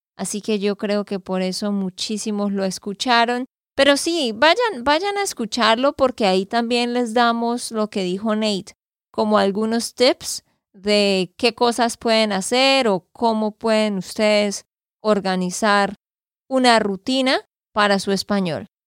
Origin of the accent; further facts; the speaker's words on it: Santander, Colombia; de Santander, Colombia